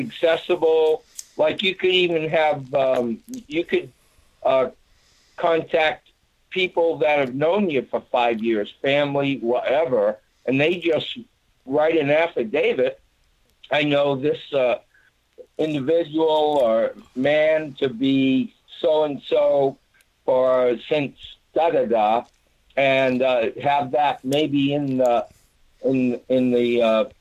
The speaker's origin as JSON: {"language": "English", "region": "Massachusetts", "country": "United States", "tie": "born or raised there", "moved": "yes", "lives_now": "Arkansas, United States", "said": "I'm now living in Arkansas, but I was born and grew up in Massachusetts"}